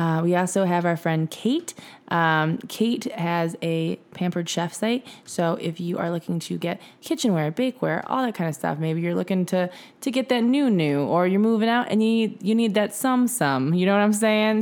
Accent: Michigan, United States; we're from Michigan

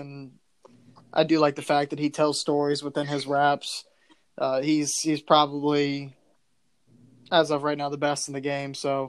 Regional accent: Ohio, United States; We were all, you know, born and raised in Ohio

